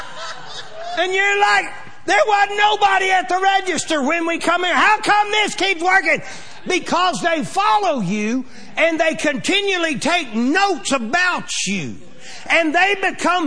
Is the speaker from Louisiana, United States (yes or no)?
no; Pawnee, Oklahoma, United States; we're from Pawnee, Oklahoma.